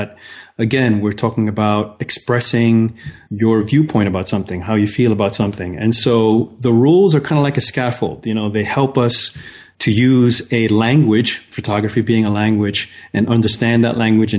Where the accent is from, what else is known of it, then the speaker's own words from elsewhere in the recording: New York City, New York, United States; As a kid, I grew up in New York City in the Bronx